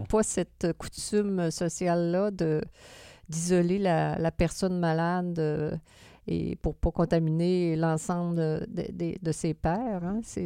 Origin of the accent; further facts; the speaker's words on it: Quebec City, Quebec, Canada; comme on est de Québec